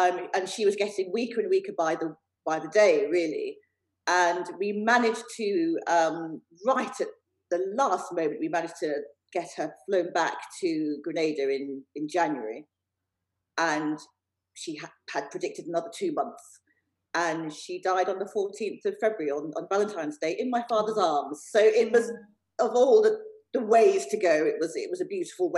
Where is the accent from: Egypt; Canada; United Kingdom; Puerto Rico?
United Kingdom; England; born or raised there